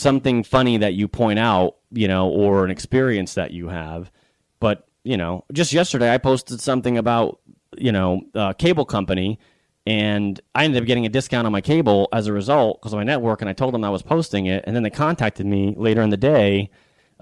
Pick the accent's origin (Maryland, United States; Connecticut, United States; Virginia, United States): Connecticut, United States; also born or lived in Boston; now in Florida, United States; I live in Florida and I grew up in Connecticut